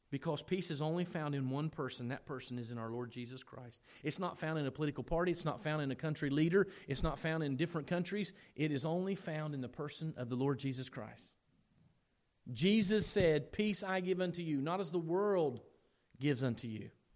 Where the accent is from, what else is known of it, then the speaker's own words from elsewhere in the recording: United States; We are so American